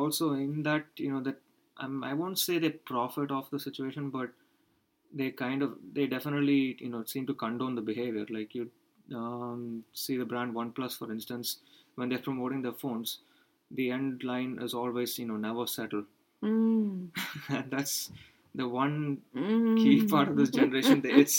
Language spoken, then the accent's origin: English; India; even as an Indian, no, I've not, you know, the price I've had to pay for in being having so much international exposure is in the fact that I've actually not grown up much in India as a country.